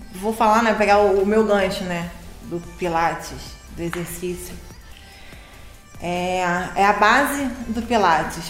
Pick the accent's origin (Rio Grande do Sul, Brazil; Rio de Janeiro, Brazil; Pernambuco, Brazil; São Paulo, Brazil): Rio de Janeiro, Brazil; Niterói; also born or lived in Teresópolis; eu sou de Niterói e trabalho em Teresópolis desde 2004